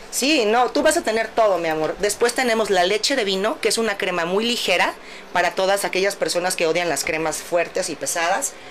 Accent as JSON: {"language": "Spanish", "country": "Mexico", "said": "nosotros como mexicanos"}